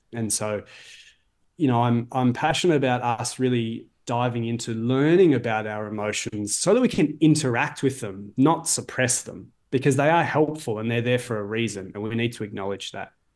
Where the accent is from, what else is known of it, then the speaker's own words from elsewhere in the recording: Melbourne, Victoria, Australia; now in Toronto, Canada; I'm in Toronto, Ontario. I'm from Melbourne, Australia.